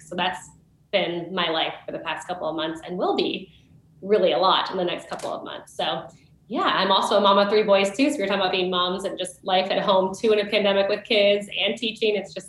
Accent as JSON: {"language": "English", "region": "Ohio", "country": "United States", "said": "I am from Ohio."}